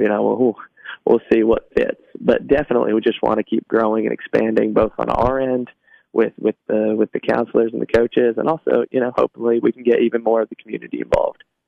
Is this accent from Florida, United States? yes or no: no; Trousdale County, Tennessee, United States; also born or lived in Cookeville, Tennessee; I grew up in Trousdale County, so that's a, about an hour away.